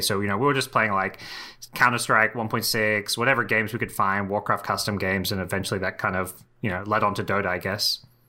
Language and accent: English; Australia; moved away as an adult; also born or lived in Southeast Asia; Australia, which is my hometown.